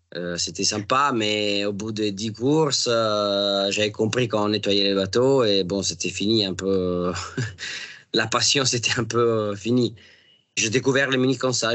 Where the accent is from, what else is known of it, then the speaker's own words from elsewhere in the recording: Italy; moved away; quand on est italien